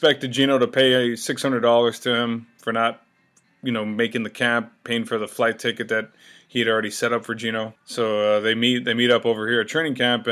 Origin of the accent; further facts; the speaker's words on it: Alice, Texas, United States; also born or lived in San Antonio, Texas; I'm from Alice, Texas, San Antonio